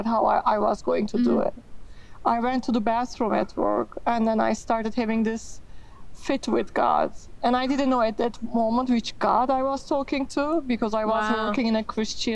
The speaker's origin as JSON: {"language": "English", "country": "Turkey", "tie": "born or raised there", "also_born_or_lived": "Miami", "moved": "as an adult", "said": "Growing up in Turkey"}